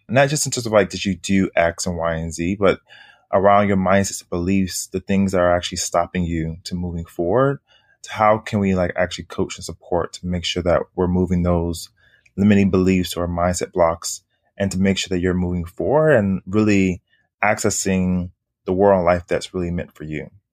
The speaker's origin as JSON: {"language": "English", "town": "Miami", "region": "Florida", "country": "United States", "tie": "born or raised there", "moved": "as an adult", "lives_now": "Harlem, New York, United States", "said": "born and raised in Miami, Florida"}